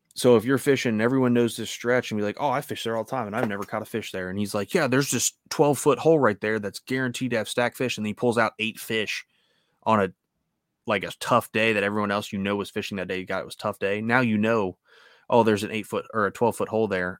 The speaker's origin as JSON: {"language": "English", "country": "United States", "said": "I'm an American"}